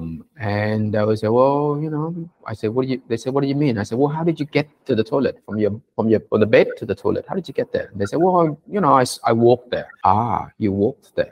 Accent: Sydney, New South Wales, Australia; English is a second language; when I went to on my first day at school in Sydney, in Australia, at Kapamata West Primary School, I remember I didn't speak a word of English, literally, not even hello

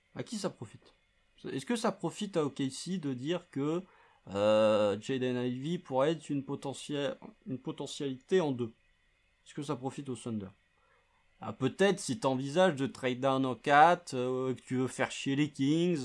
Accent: France; accent: French; notre euh, notre accent français

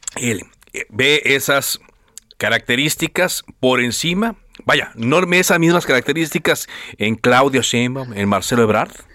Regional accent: Monterrey, Nuevo León, Mexico; yo soy de Monterrey, yo me acuerdo. yo, tengo 44 años

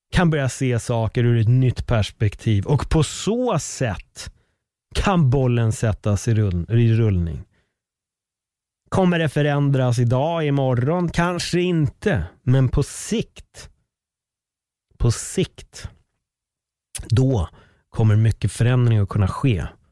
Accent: Sweden; Att jag föddes i Sverige med en spansk pappa

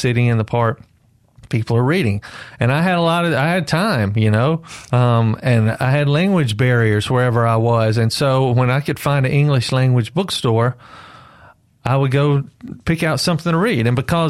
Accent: Mississippi, United States; And I was stepped back from Mississippi and the repetition of everything I'd been taught my whole life and repetition of everything I'd heard my whole life.

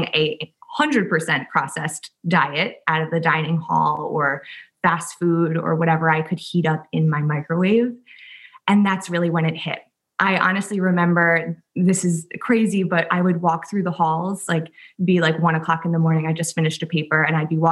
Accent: Southampton, New York, United States; also born or lived in Worcester, Massachusetts; I grew up in Southampton, New York, so out in the Hamptons.

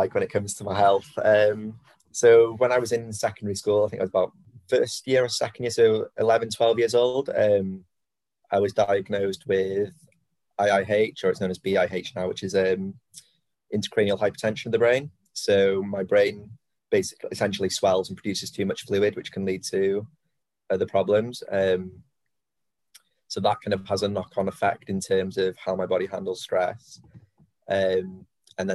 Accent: Anglesey, Wales, United Kingdom; growing up on Anglesey

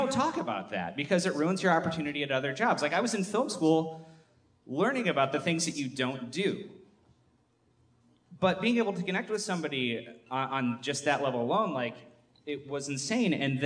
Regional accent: Michigan, United States; I'm from Michigan

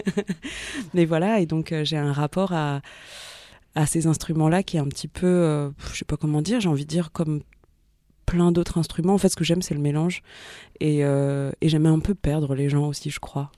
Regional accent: Paris suburbs, Île-de-France, France; also born or lived in Ivry-sur-Seine / Saint-Ouen / Bagnolet / Vitry-sur-Seine; je suis née à Ivry-sur-Seine. J'ai grandi entre euh, Saint-Ouen, Bagnolet et Vitry-sur-Seine.

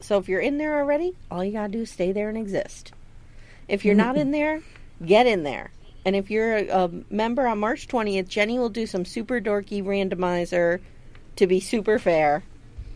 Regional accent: Pennsylvania, United States; we're from Pennsylvania. We've grown up with this groundhog nonsense

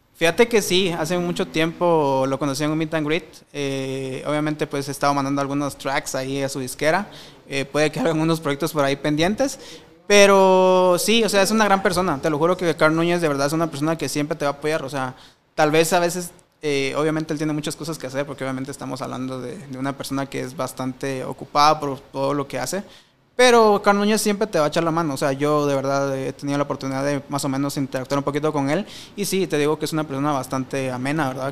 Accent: Guatemala

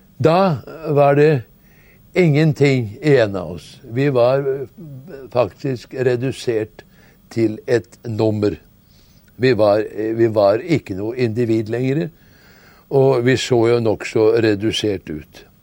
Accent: Norway; vi som nordmenn

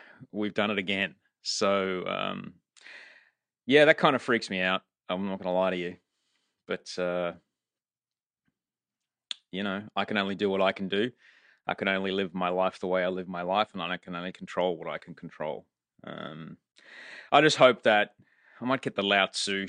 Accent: Australia; now in California, United States; I'm Australian.

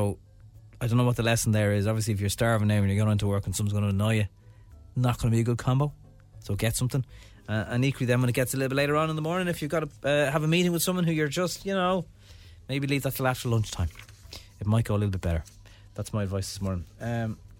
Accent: Ireland; as an Irish person

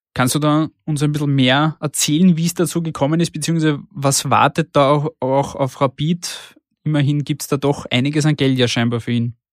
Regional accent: Austria; bei uns in Österreich

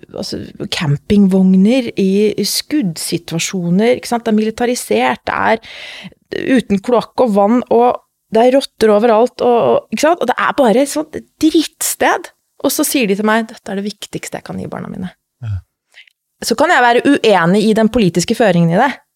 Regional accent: Lillehammer, Innlandet, Norway; moved away as an adult; also born or lived in Middle East; kommer fra Lillehammer

